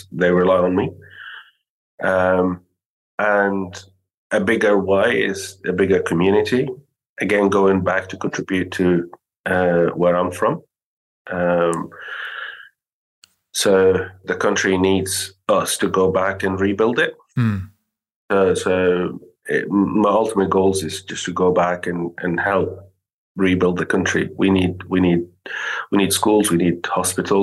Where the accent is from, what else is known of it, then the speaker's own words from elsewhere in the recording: Syria; moved away; I'm from Syria originally